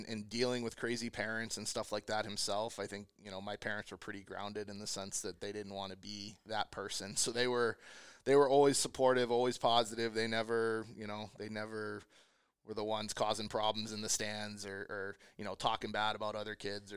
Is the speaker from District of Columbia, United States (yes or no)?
yes; Washington, District of Columbia, United States; moved away; I grew up in the Washington, D.C. area